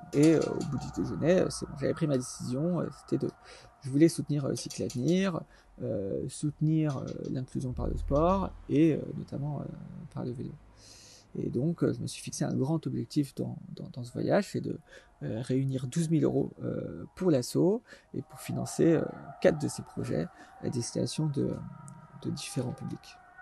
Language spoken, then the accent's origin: French; Alsace, Grand Est, France; moved away as an adult; also born or lived in Paris; je suis originaire d'Alsace